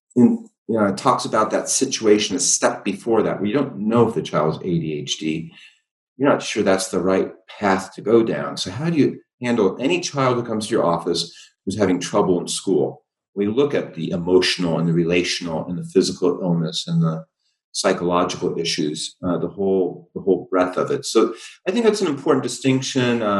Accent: Ohio, United States; half my family's in Texas and we grew up in Ohio.

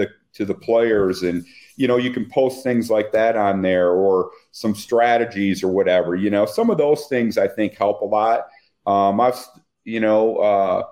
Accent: Flint, Michigan, United States; I'm from Flint, Michigan

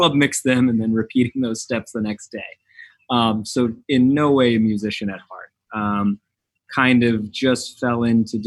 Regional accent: Riverside County, Inland Empire, Southern California, United States; now in Miami, United States; I grew up in Southern California, kind of Riverside County, Inland Empire

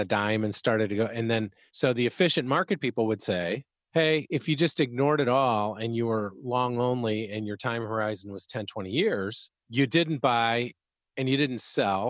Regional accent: Chicago, Illinois, United States; I'm from Chicago

